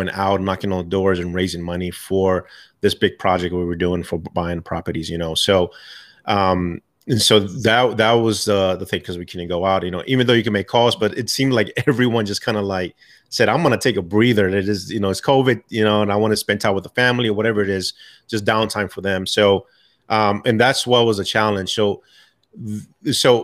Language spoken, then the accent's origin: English; New York City, New York, United States; moved away; I'm originally from New York, Bronx, New York